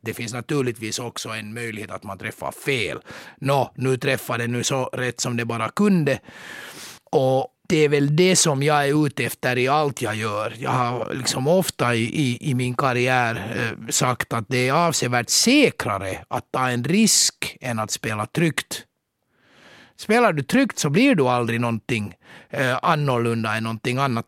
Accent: Mariehamn, Åland Islands; also born or lived in Turku, Finland; now in Helsinki, Finland; Jag föddes i Mariehamn av mina åländska föräldrar för 51 år sedan och sen skrev jag studenten i Katedralskolan i Åbo 1982

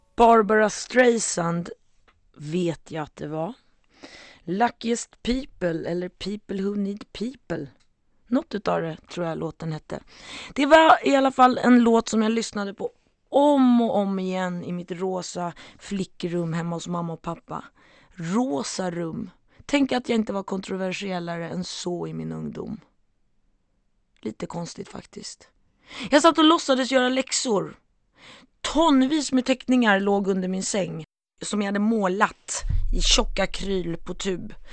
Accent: Stockholm, Stockholm County, Sweden; jag växte upp i Stockholm, Sveriges huvudstad, Bromma

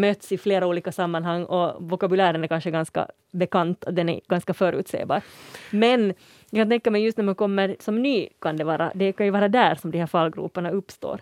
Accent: Uusimaa, Finland; jag som kommer härifrån huvudstadsregionen

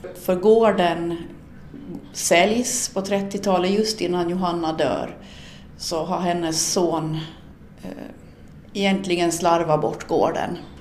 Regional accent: Sund, Åland, Åland Islands; i den lilla byn Björby in till Sunds kyrka där jag är född och uppvuxen

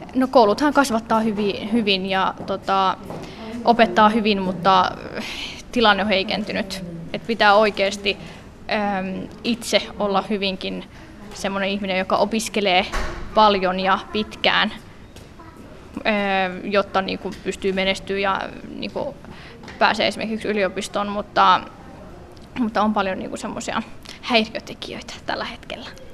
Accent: Vantaa, Uusimaa, Finland; mä oon kasvanut koko ikäni Länsimäessä

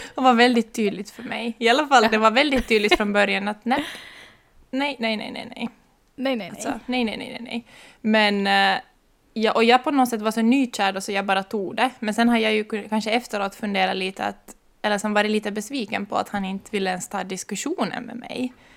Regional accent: Ekenäs, Uusimaa, Finland; moved away as an adult; now in Maxmo, Finland; jag kommer ursprungligen från Ekenäs men blev i Österbotten när jag skulle komma hit för att studera

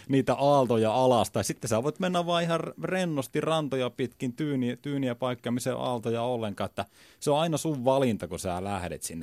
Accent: Kalajoki, North Ostrobothnia, Finland; mä oon merenrannalta kotoisin

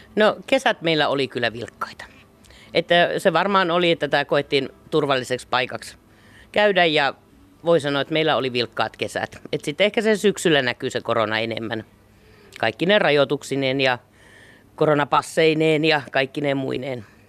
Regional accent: Keuruu, Central Finland, Finland; also born or lived in Helsinki; now in Laukaa, Finland; en ole helsinkiläinen niin sanotusti, eli olen keuruuta lähtöisin ja kotoisin

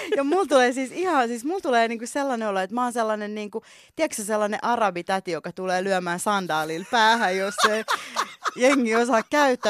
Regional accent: Vantaa, Uusimaa, Finland; Mä oon kasvanut pähkinärinteessä, eli Päkyssä, mm. Länsi-Vantaalla, Myyrmäen lähellä. Uh, born and raised

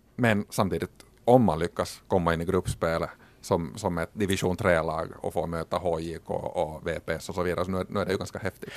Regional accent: Finland; som finlandssvenskar

